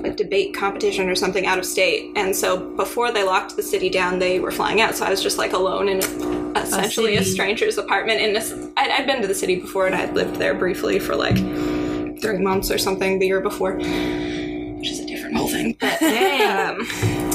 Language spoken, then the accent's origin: English; California, United States; moved away as an adult; also born or lived in Boston, Massachusetts; I'm from California, but I lived in Boston and went to school in Boston